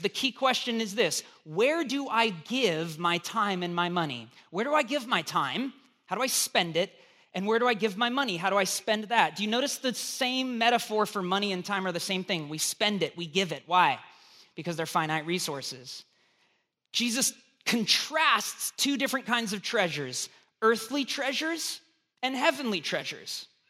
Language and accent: English; United States; being an American